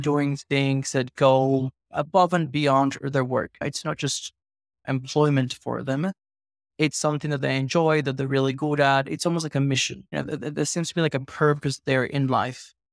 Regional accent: Venezuela; I'm from Venezuela.

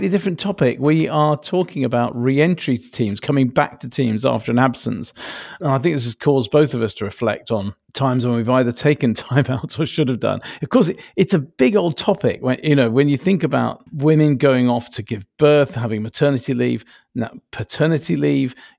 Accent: England, United Kingdom; being English

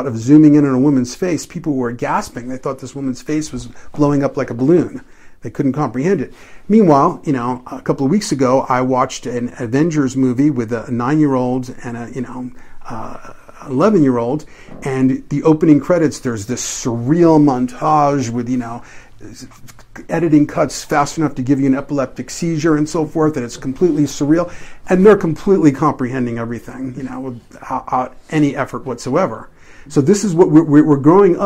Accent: New York City, New York, United States; moved away; When I was growing up in New York City

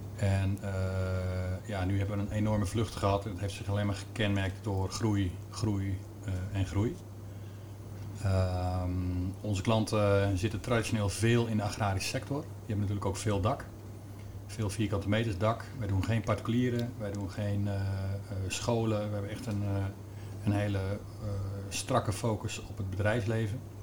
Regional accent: Amersfoort, Utrecht, Netherlands; ik kom zelf uit Amersfoort

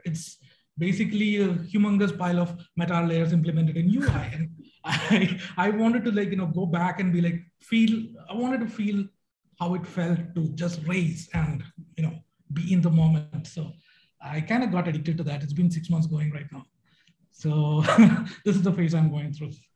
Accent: Bangalore, Karnataka, India; I'm from Bangalore, India.

